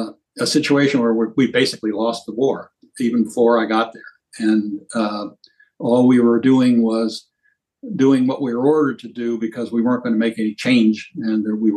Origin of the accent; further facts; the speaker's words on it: Venezuela; because I grew up in Venezuela with my father working for U.S. Steel and an iron ore operation there.